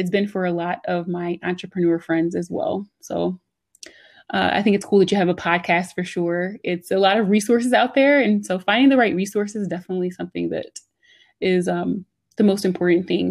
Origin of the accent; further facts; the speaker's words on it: Yeadon, Pennsylvania, United States; also born or lived in Philadelphia, Pennsylvania; I was born in Philly, but I grew up in the burbs. So I grew up in Yaden, which is like right out of Southwest Philly